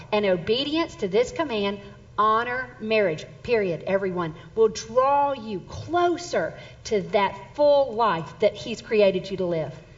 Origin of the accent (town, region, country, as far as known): Southern Mississippi, United States; born or raised there; now in Texas, United States